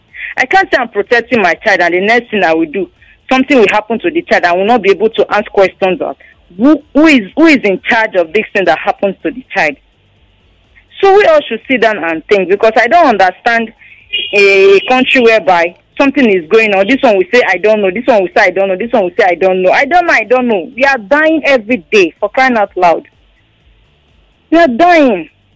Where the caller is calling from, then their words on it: Ikorodu, Lagos, Nigeria; I'm calling from Ikorodu.